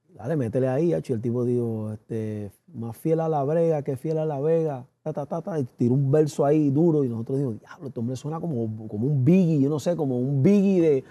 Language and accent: Spanish; United States; yo soy nacido, criado en los Estados Unidos